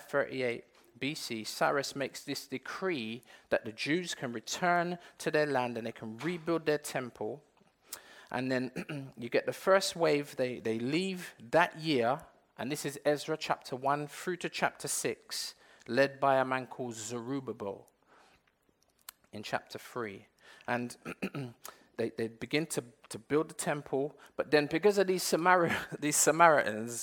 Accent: England, United Kingdom; I weren't born in Jamaica. I was born in England.

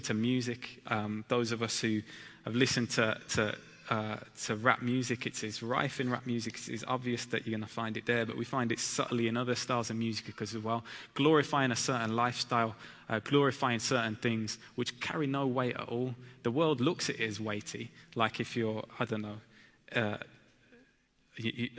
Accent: Birmingham, West Midlands, United Kingdom; I'm from Birmingham, and my wife Abby is from London

